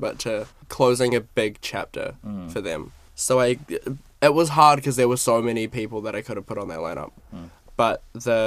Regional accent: Napier, Hawke's Bay, New Zealand; They did an exhibition in my hometown. I'm from Napier, so small, small town vibes

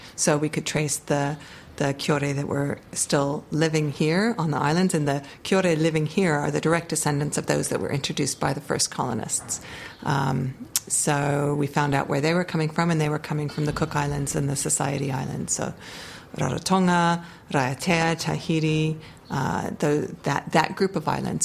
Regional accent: Hawaii, United States; accent: American; now in Dunedin, New Zealand; I was born in Hawaii

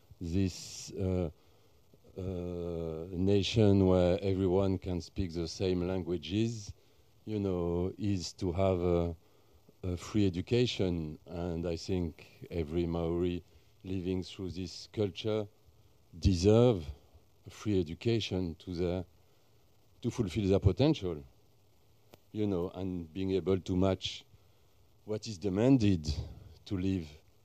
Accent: France; now in New Zealand; I'm French and resident. My wife is a Kiwi. And I come from Belgium, close to Belgium, where there's 5 million people and they speak 3 languages

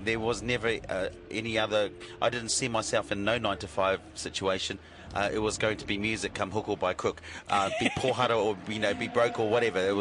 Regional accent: Huntly, Waikato, New Zealand; I was raised in Huntly, and it was a fantastic childhood

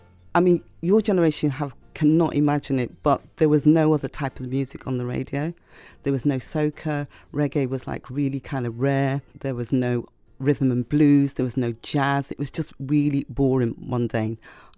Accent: Liverpool, North West England, United Kingdom; now in London, United Kingdom; I'm from Liverpool originally. So when I first came to London and I was on the radio, I had to really learn very quickly how to change my accent so that people could understand me.

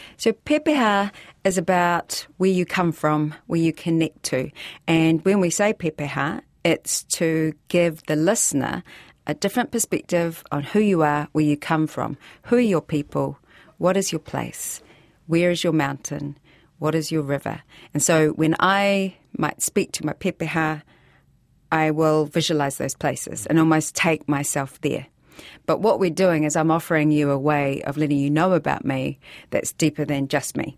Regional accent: Christchurch, Canterbury, New Zealand; Nō Otaotahi Ahau, and I'm from Christchurch

